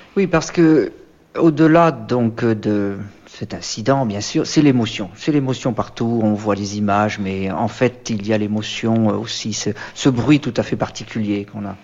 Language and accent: French; Breton, Brittany, France; en tant que breton